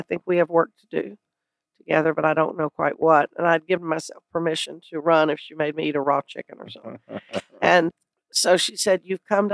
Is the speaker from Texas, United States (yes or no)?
yes; South Texas, United States; moved away as an adult; also born or lived in Chicago, Illinois; now in Los Angeles, United States; I lived in Texas most of my life. I was born in Chicago and then moved to South Texas when I was 11 months old